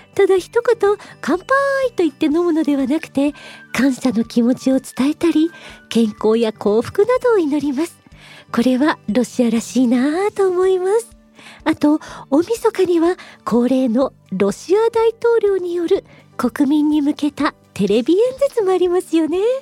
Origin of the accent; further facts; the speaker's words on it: Japan; now in Moscow, Russia; 私日本人の